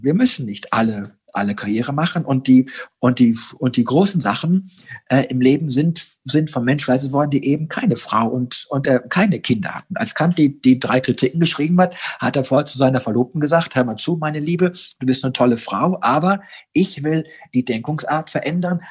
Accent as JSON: {"language": "German", "country": "Germany", "said": "bei uns in Deutschland"}